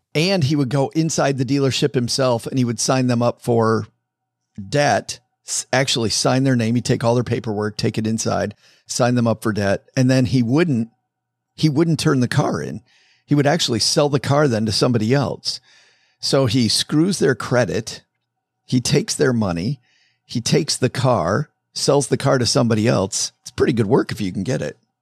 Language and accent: English; Detroit, Michigan, United States; moved away as an adult; now in Texarkana, United States; I'm from Detroit